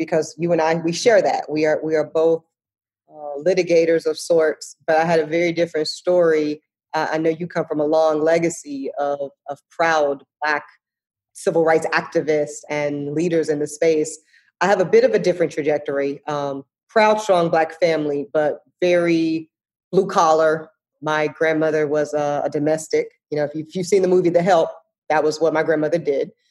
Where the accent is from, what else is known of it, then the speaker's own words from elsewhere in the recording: Charlotte, North Carolina, United States; also born or lived in Amite, Louisiana; I grew up in Charlotte. Yeah, so I grew up in Charlotte, okay. But I was born in Amite, Louisiana